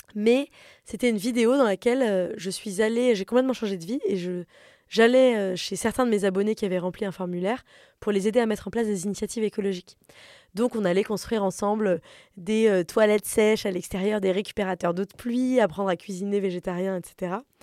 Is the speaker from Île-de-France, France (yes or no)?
yes; Paris, Île-de-France, France; j'ai grandi à Paris, dans un appartement assez grand, de classe moyenne supérieure